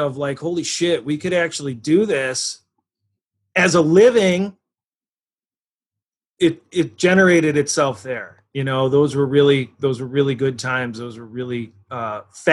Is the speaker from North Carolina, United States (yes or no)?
no; Rochester, New York, United States; I was born here. I was raised here from Greece, Hilton area originally, and went to Hilton High School